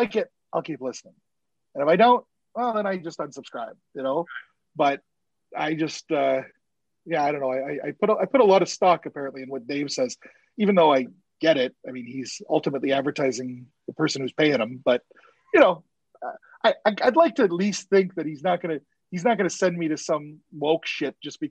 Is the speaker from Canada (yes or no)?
yes; Canada; also born or lived in Winnipeg, Manitoba; I'm Canadian